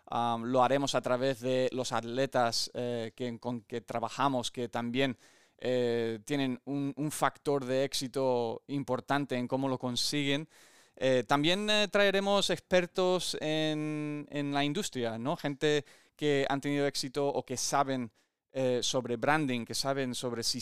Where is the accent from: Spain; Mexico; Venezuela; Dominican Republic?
Spain; Olivenza, Extremadura; also born or lived in United States; nací en Estados Unidos, ah, mi padre americano y mi madre aquí española de mi pueblo en Extremadura, en Olivenza, y he tenido el privilegio de vivir muchas experiencias deportivas, em, tanto aquí en España como en Estados Unidos.